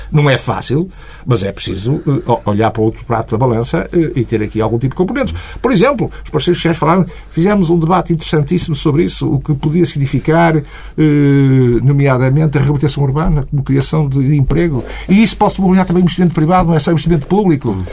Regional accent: North, Portugal; Eu sou do Norte

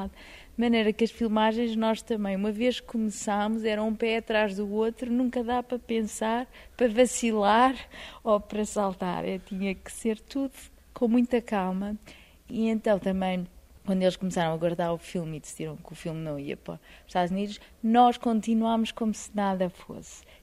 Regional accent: Portugal; Eu sou portuguesa, tínhamos

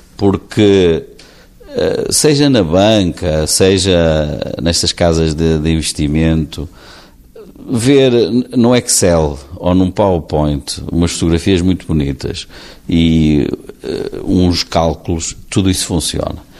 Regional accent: Portugal; como portugueses

